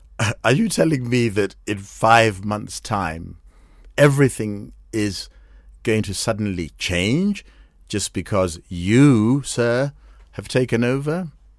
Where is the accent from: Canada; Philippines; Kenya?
Kenya; here I am, I'm a Kenyan